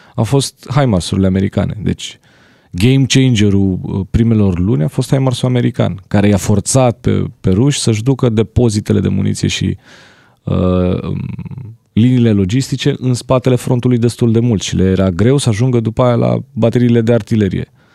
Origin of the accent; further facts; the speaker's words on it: Romania; sunt din România